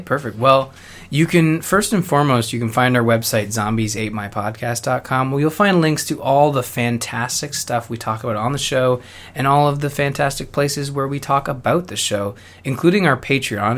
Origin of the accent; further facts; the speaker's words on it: Canada; I'm Canadian